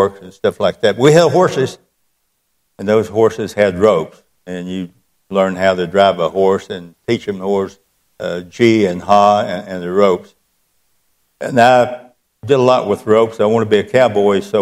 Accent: the South, United States; I was born and reared in the South

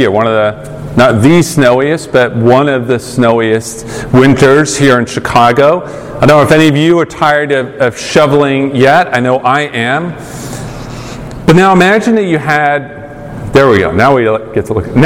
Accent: United Kingdom; I'm a pastor now, and I'm British, mild mannered, whatever.

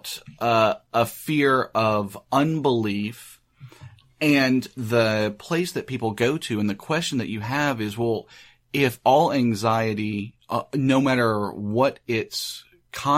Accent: United States; I'm American

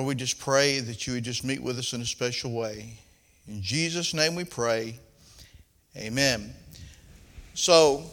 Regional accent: the South, United States; accent: southern; My southern accent

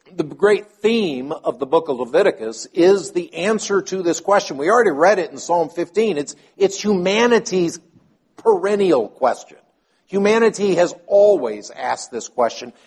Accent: Nashville, Tennessee, United States; moved away; I'm from Nashville.

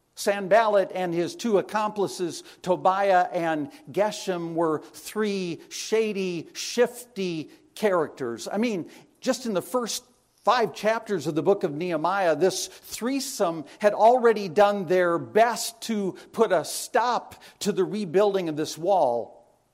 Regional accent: La Crosse, Wisconsin, United States; I was born and raised in Wisconsin

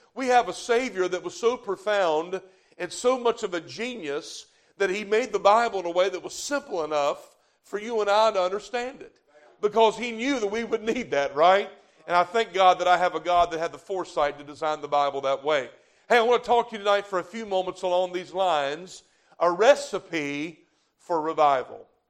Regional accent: the South, United States; I'm from the South

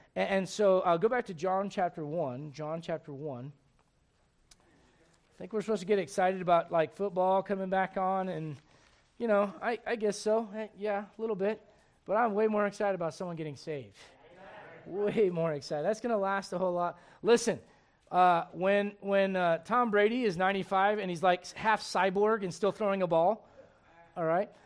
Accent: Puerto Rico; moved away

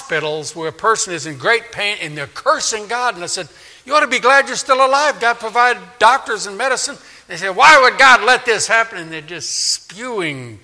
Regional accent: New Orleans, Louisiana, United States; in my hometown of Katrina, of New Orleans

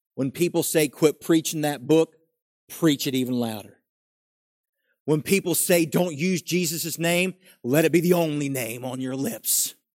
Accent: West Virginia, United States; I grew up in West Virginia

